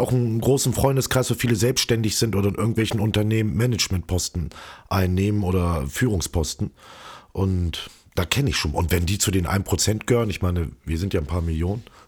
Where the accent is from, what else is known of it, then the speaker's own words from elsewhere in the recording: Hildesheim, Lower Saxony, Germany; moved away as an adult; now in Berlin, Germany; In meiner Heimat Hildesheim